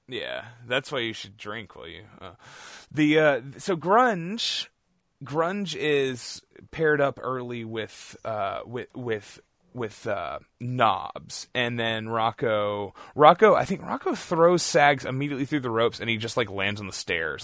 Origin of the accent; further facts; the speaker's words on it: Beaumont, Texas, United States; my hometown of Beaumont, Texas